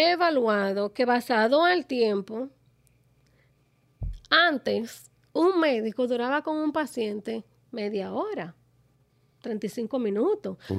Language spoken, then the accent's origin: Spanish; Dominican Republic; yo soy dominicana